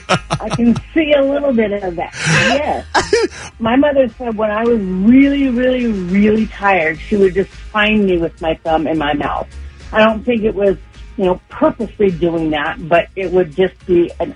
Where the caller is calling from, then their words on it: Moreno Valley, California, United States; I'm calling from Moreno Valley.